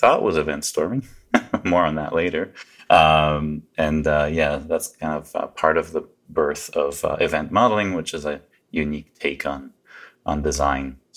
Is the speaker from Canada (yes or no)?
yes; Canada; also born or lived in Poland / Vancouver, Canada; we ended up in Canada trying to escape the regimes behind the Iron Curtain. So I pretty much consider myself Canadian. I've been here since I was a little boy